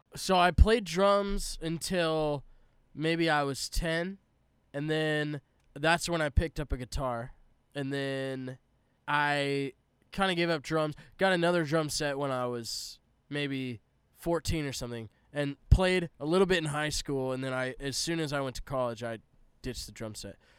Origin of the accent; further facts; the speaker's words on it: Palm Desert, California, United States; moved away as an adult; also born or lived in Arizona / Tennessee; so I grew up in Southern California, Palm Desert specifically.